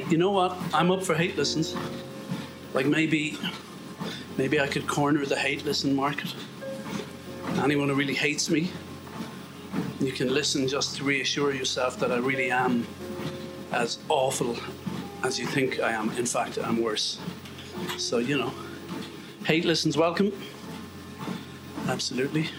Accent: Ireland; I'm Irish.

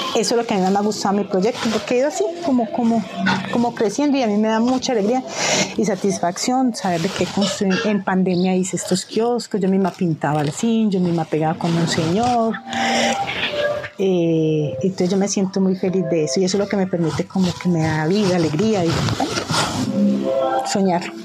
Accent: Pijao, Quindío, Colombia; moved away as an adult; also born or lived in Cali; Yo nací en Pijao, crecí, estudié mi bachillerato

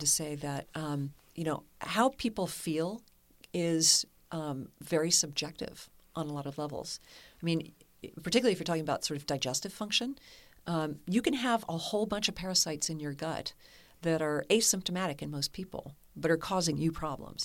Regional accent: Kentucky, United States; moved away; also born or lived in Amsterdam, Netherlands / San Francisco; I'm from Kentucky

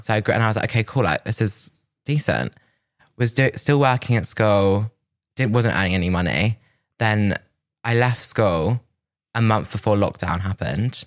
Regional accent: Milton Keynes, South East England, United Kingdom; now in London, United Kingdom; I was from Milton Keynes

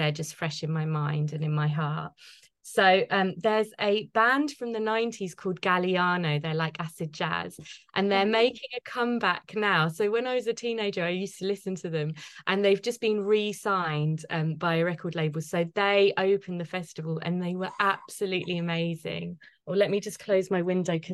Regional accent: London, United Kingdom; I'm a Londoner born and bred

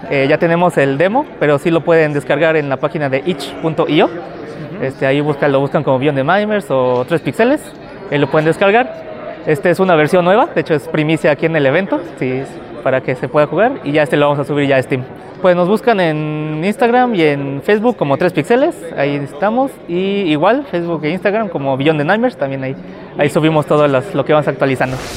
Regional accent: San Luis Potosí, Mexico; yo vengo de San Luis Potosí

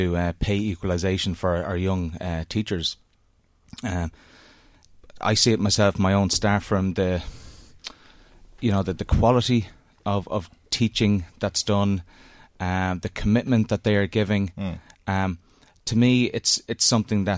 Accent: Drogheda, County Louth, Ireland; I was born and raised in Drogheda.

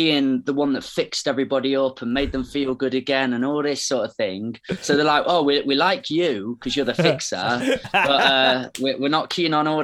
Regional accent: Ripley, East Midlands, United Kingdom; I'm from Ripley

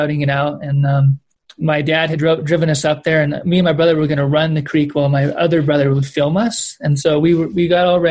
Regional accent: Kern Valley, California, United States; I grew up in the Kern Valley, which is a Southern Sierra

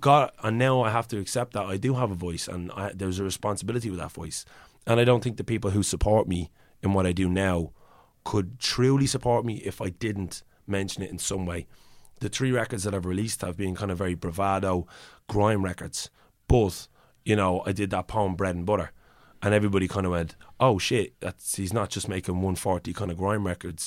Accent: Ireland; accent: Irish; in my own accent

